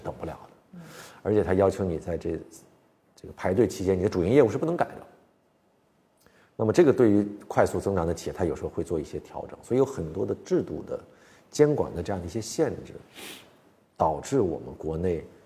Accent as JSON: {"language": "Chinese", "country": "China", "also_born_or_lived": "United States", "said": "咱是中国人"}